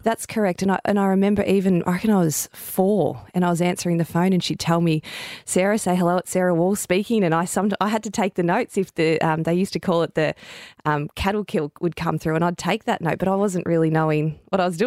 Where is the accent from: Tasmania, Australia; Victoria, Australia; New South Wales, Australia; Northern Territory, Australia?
Victoria, Australia; moved away as an adult; also born or lived in Queensland / Sydney; until I really moved out of Victoria and played for Firebirds and, and Sydney, I got on the court a lot. But when I was playing in my home state at the Vixen's